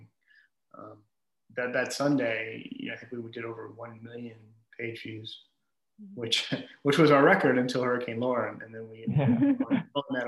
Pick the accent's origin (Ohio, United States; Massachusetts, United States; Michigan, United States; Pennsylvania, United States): Michigan, United States; moved away as an adult; also born or lived in Austin, Texas / Missouri; now in Houston, United States; I grew up in Michigan